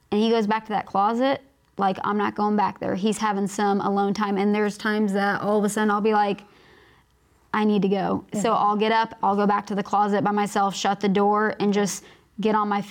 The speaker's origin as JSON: {"language": "English", "region": "Kansas", "country": "United States", "moved": "yes", "lives_now": "Texas, United States", "said": "we're from Kansas, where you have beautiful yards"}